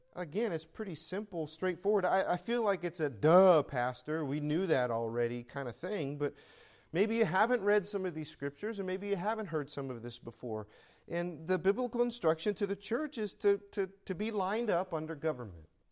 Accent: United States; now in California, United States; I am an American

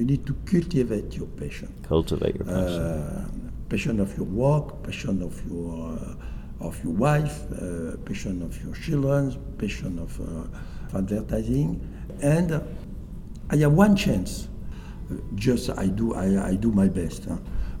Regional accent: France; English is a second language; In France, we build the best plane in the world.

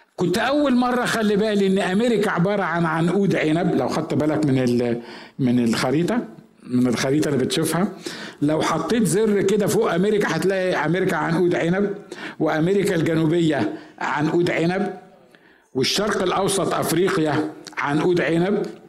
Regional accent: village near El Ghanayem, Asyut Governorate, Egypt; moved away; رحت أزور قرية في بلدنا اللي هي قرية جنب قريتنا

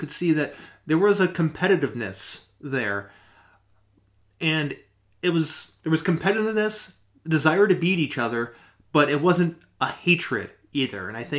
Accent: Detroit area, Michigan, United States; growing up in the Detroit area in Michigan

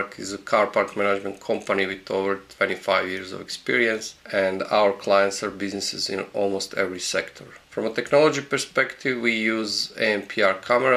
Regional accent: Croatia; I'm Croatian, living in Croatia

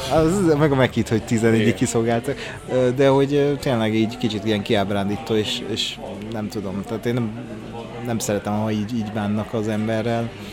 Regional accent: Hungary; én vidéki vagyok

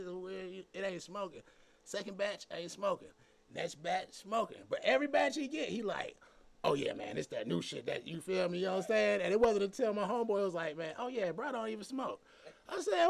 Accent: Atlanta, Georgia, United States; I'm from Atlanta

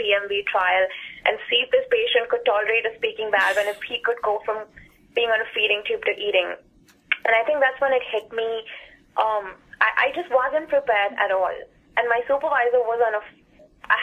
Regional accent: India; moved away as an adult; also born or lived in Dallas, Texas; I came from India

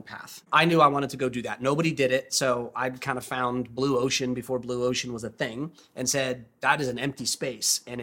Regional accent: Southern California, United States; moved away as an adult; also born or lived in Ohio; I was born and raised in Southern California

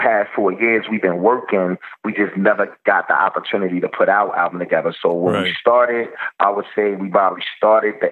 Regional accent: Baltimore, Maryland, United States; I'm from West Bmore.

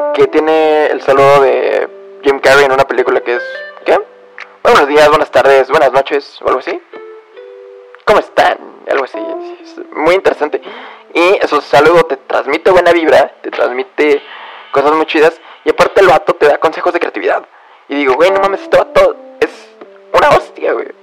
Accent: Mexico; soy de México

